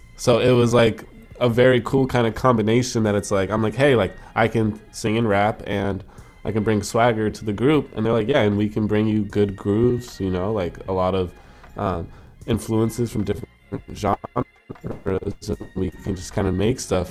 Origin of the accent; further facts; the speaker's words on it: United States; now in Toronto, Canada; I'm an American citizen